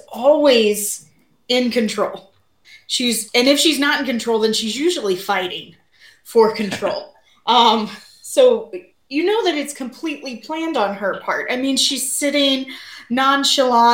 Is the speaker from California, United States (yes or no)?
no; Missouri, United States; I grew up in Missouri.